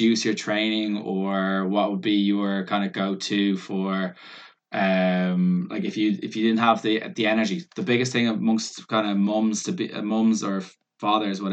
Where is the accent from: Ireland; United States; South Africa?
Ireland; we're Irish